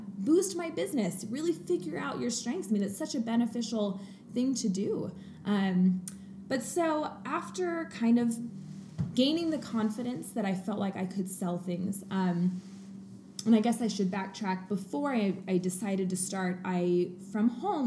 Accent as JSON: {"language": "English", "town": "Coeur d'Alene", "region": "Idaho", "country": "United States", "tie": "born or raised there", "also_born_or_lived": "Portland", "moved": "yes", "said": "I grew up in Coeur d'Alene, but living in Portland for a few years."}